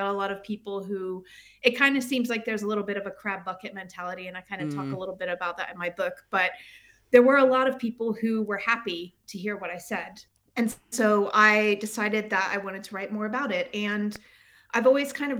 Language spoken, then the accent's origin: English; United States; moved away as an adult; also born or lived in United Kingdom; now in Sweden; I am an American, obviously, as you can tell, but I lived in the UK. I left America around 2010, and I lived in the UK for about 12 years, and now I live in Sweden